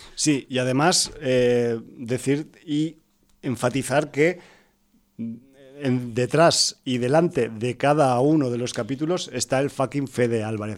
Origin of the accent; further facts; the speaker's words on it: Aragon, Spain; soy de Aragón